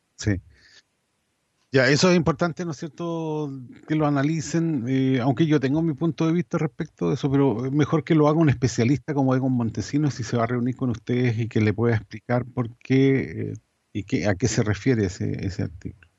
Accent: Chile

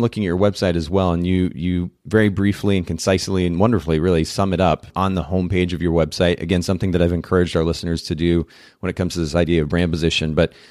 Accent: Japan; Many of our listeners know I grew up in Japan, spent about 10 years there.

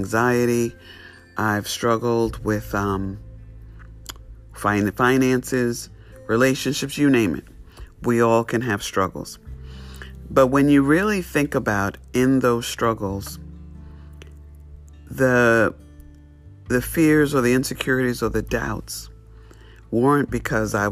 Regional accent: New York City, New York, United States; I grew up in New York City, straight city. There was no sheep

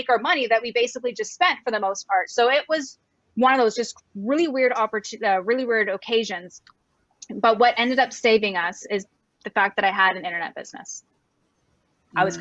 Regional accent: Canada; moved away as an adult; also born or lived in Cabo San Lucas, Mexico; I'm Canadian and I was living in Cabo San Lucas, Mexico for almost 14 years.

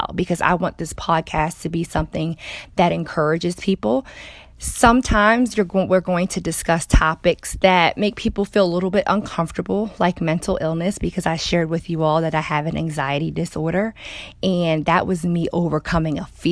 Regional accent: Baltimore, Maryland, United States; moved away as an adult; also born or lived in North Carolina / Georgia / California; I'm from Baltimore, Maryland

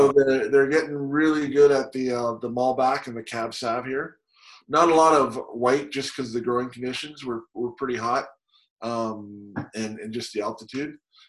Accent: Canada; moved away as an adult; now in Walla Walla, United States; I'm Canadian, grew up in the Rockies, and then we came down here for school

